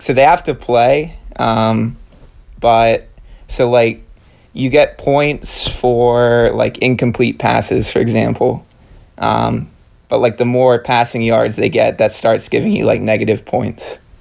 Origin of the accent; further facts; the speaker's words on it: Maryland, United States; I grew up in Maryland.